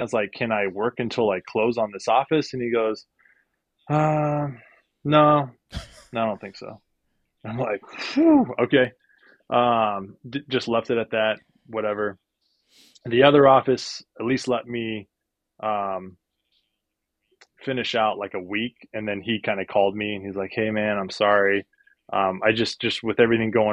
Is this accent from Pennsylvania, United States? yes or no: no; Northern California, United States; now in San Diego, United States; we're from Northern California where it's a little bit cheaper and we have a little bit more family support